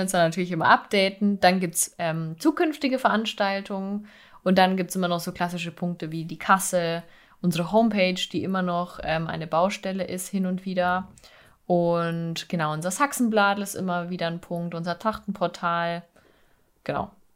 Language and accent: German; Bavaria, Germany; bei uns in Bayern